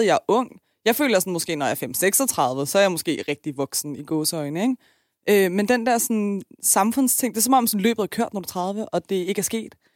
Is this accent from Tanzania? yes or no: no; Iran; now in Denmark; jeg er fra Iran.